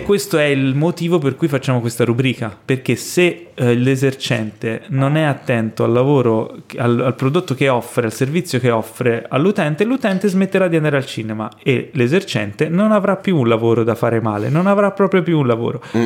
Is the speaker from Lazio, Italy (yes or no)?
no; Florence, Tuscany, Italy; Io sono cresciuto a Firenze